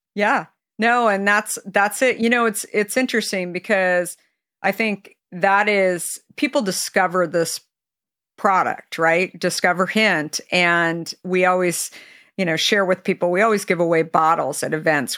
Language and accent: English; California, United States; being a Californian myself